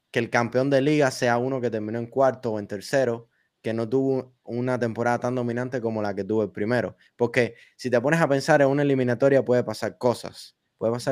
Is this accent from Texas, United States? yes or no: no; Miami, Florida, United States; Ya que somos de Miami